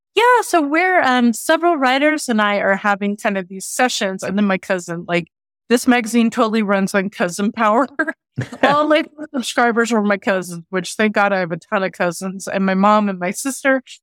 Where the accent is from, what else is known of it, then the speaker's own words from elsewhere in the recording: Oklahoma, United States; also born or lived in Santa Fe; growing up in Oklahoma